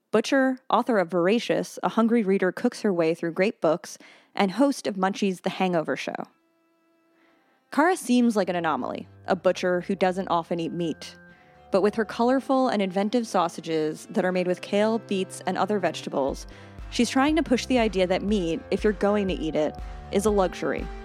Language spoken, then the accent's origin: English; outside of Boston, Massachusetts, United States; I grew up outside of Boston.